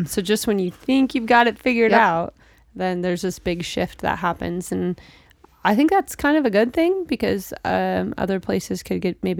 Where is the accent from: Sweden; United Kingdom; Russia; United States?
United States; Seattle, Washington; I grew up in West Seattle and then we moved to Issaquah. So I went to Issaquah High School